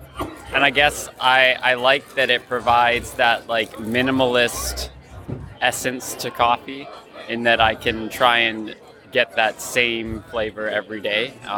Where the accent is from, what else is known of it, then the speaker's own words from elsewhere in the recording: Canada; I'm actually from Canada